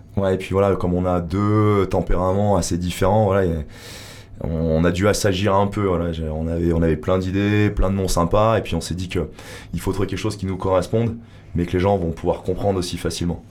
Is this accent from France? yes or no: yes; Grenoble, Auvergne-Rhône-Alpes, France; moved away as an adult; now in Hossegor, France; je viens de Grenoble, j'étais dans le commerce. je me suis installé là il y a quelques années